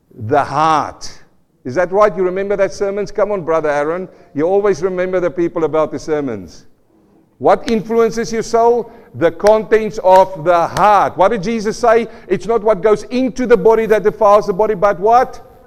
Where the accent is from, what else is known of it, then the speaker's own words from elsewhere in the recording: South Africa; moved away; I come from South Africa, and, and, I remember as a young boy, we were living on the farm, uh, not a farm boy, in a small town next to farms